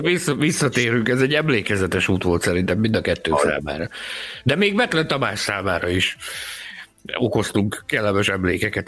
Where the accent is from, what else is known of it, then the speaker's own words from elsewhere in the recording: Balkány, Szabolcs-Szatmár-Bereg, Hungary; Falun nőttem fel, amiből város lett